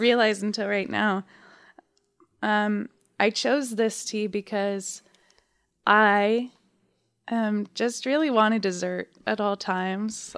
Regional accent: Dayton, Ohio, United States; I am personally from Dayton, Ohio

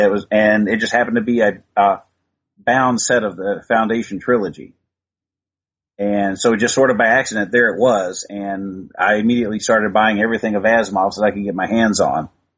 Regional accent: Midwest, United States; where I grew up in the Midwest, we had our one network on TV. We could watch NBC. We could get two radio stations

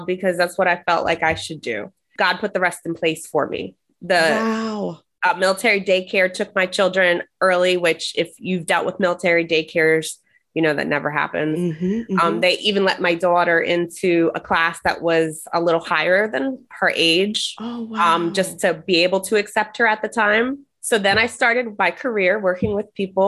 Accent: New Jersey, United States; moved away; I'm originally from New Jersey

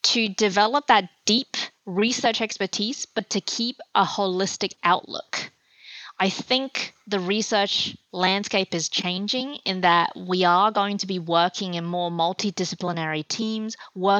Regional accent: Australia; also born or lived in China; I was born in China, and at the time it was a very kind of communist education that I had when I was growing up, and my family moved to Australia when I was 8 years old

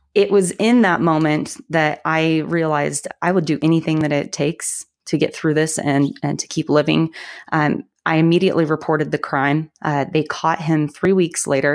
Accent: about an hour north of Denver, Colorado, United States; I'm actually from Colorado. I grew up uh, about an hour north of Denver

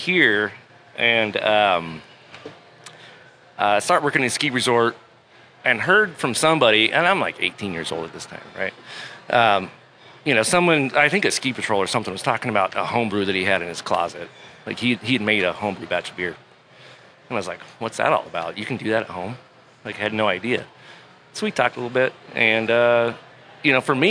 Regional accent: Cortez, Colorado, United States; moved away as an adult; now in Salt Lake City, United States; I've lived here since like 97 in Salt Lake City. I grew up in Colorado, Colorado, Cortez or Southwest. Sorry, excuse me. Cortez, Colorado, little town by Durango

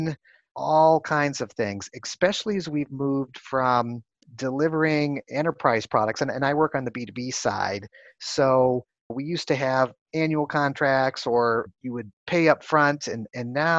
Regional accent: Chicago, Illinois, United States; moved away as an adult; also born or lived in California; now in Silicon Valley, United States; I started off growing up in the Midwest in Chicago

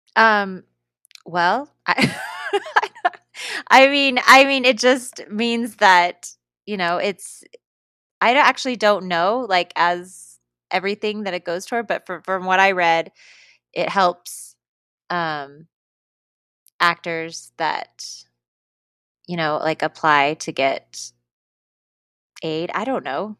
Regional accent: Colorado, United States; I'm from Colorado

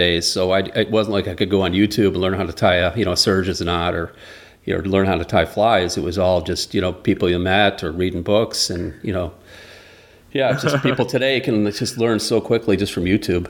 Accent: Grand Rapids, Michigan, United States; also born or lived in Buffalo, United States; So when we moved from Grand Rapids to Buffalo, New York, we'd go back, spend the summers in Kalamazoo.

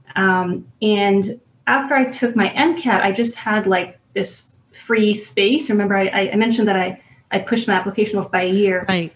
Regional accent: New York City, New York, United States; I grew up in Brooklyn, New York um, in the neighborhood of Borough Park

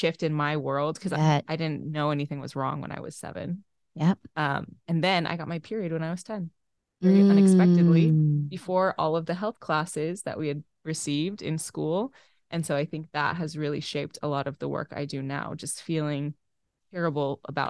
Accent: Waterloo, Iowa, United States; also born or lived in Brownsville, United States; So early roots, I was born in Waterloo and we lived different places in Iowa. And then my mom took a teaching job in Texas. So we lived in Texas in Brownsville for a year.

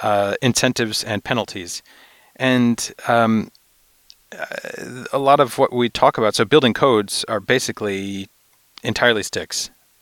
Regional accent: New York, United States; I'm from New York, where I was from New York, where we did a lot of ventilation studies

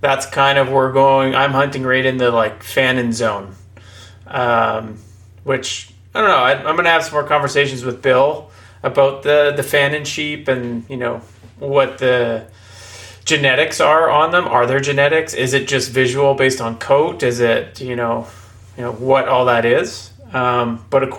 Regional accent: Terrace, British Columbia, Canada; also born or lived in Prince Rupert, British Columbia; I grew up in Terrace, born in Prince Rupert. I'm from the north

